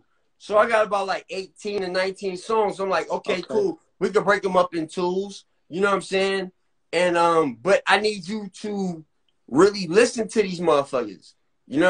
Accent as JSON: {"language": "English", "region": "California", "country": "United States", "moved": "yes", "lives_now": "Las Vegas, United States", "said": "I'm from California"}